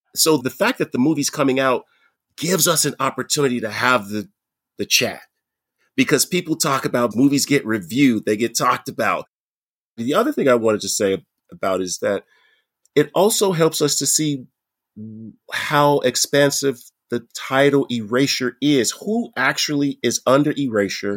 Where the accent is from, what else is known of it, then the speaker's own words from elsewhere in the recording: United States; now in Canada; I'm an American, right, in Canada